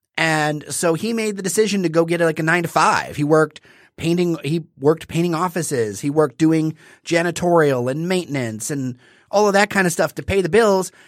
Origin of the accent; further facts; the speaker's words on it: Detroit, Michigan, United States; I'm from the East Side. I split my time between uh, the park over there and Indian Village